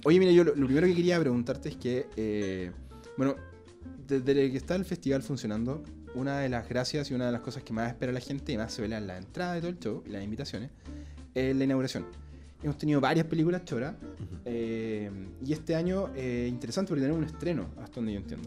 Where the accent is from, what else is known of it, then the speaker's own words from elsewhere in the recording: Concepción, Biobío, Chile; moved away; en mi ciudad de Concepción